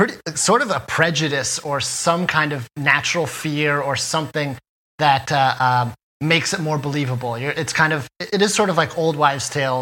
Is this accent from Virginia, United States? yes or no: yes; Virginia, United States; now in New York, United States; I grew up in Virginia. I moved to New York to do comedy stuff